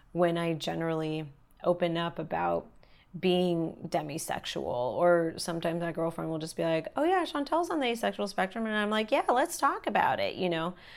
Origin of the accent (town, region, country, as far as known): Los Angeles, California, United States; born or raised there